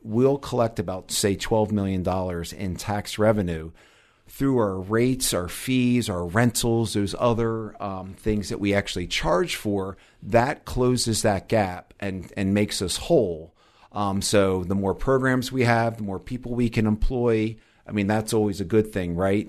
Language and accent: English; Delaware, United States; moved away; also born or lived in New Jersey; I'm from the East Coast originally, grew up, actually was born in Delaware